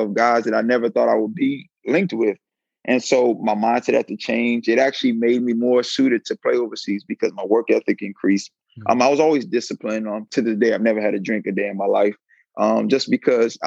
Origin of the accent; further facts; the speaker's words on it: Silver Spring, Maryland, United States; moved away as an adult; also born or lived in Riverside, California; I'm from Silver Spring, Maryland. Went to Good Counsel High School, Blake High School